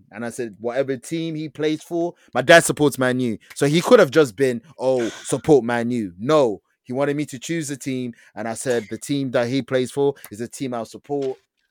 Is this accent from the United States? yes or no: no; Belgium; born there; Even though I'm Congolese … I was born in Belgium